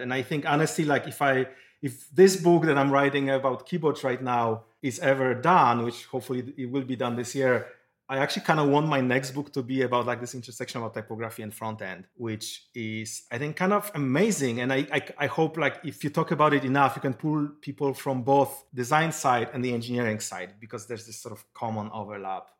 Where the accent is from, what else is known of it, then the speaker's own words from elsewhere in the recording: Poland; now in Silicon Valley, United States; I'm originally from Poland. I moved to Silicon Valley long time ago